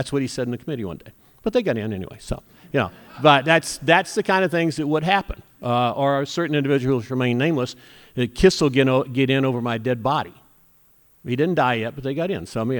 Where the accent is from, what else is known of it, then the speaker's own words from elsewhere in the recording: Mobile, Alabama, United States; also born or lived in New York; now in Cleveland, United States; I'm from Mobile, Alabama